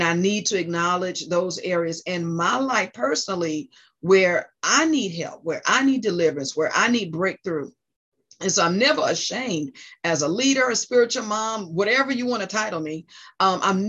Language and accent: English; New Jersey, United States; moved away; also born or lived in South Carolina / North Carolina; my home state, New Jersey